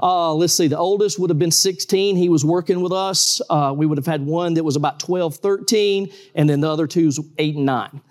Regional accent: Valdosta, Georgia, United States; I'm from Valdosta, Georgia

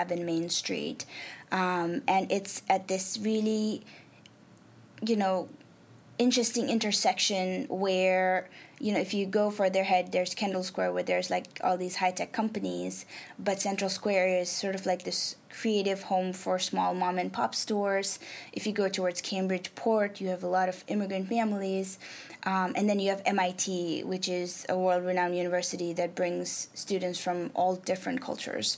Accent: Nepal; first language Nepali; English is a second language; moved away; I'm from South Asia, I'm from Nepal

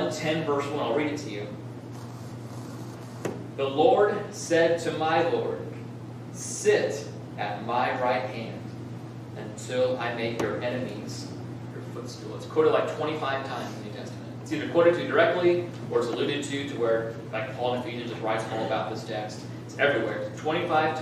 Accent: Southern California, United States; moved away; I grew up in Southern California as a kid

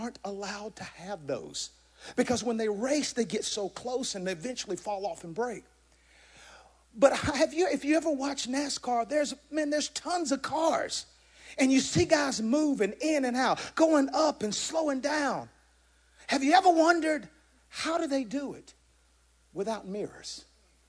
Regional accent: Georgia, United States; moved away; I'm originally from Georgia

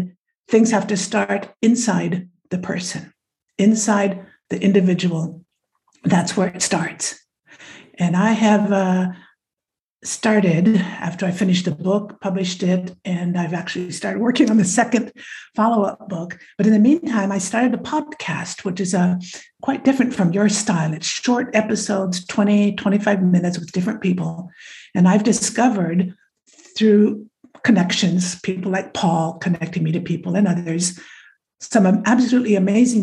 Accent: Nebraska, United States; moved away as an adult; now in France; my origins are American, the Midwest. I was born in Nebraska, and I now have been in France for well over half my life

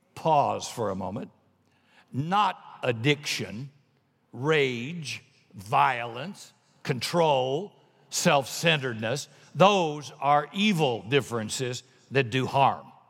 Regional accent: South Carolina, United States; I'm from South Carolina

